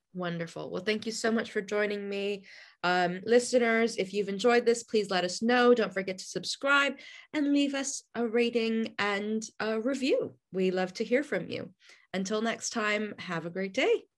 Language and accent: English; United States; now in United Kingdom; an American living in the UK